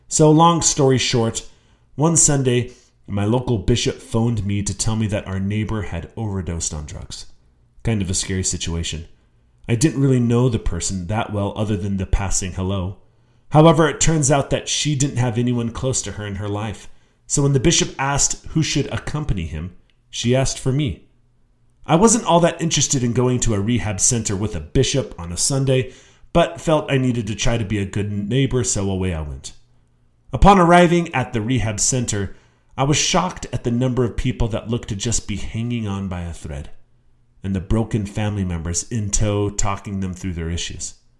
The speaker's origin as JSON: {"language": "English", "region": "Utah", "country": "United States", "tie": "born or raised there", "said": "I was born and raised in Utah"}